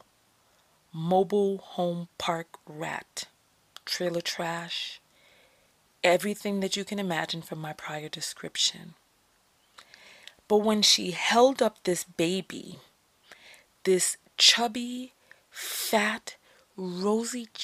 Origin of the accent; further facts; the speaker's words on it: New York, United States; moved away; I'm from New York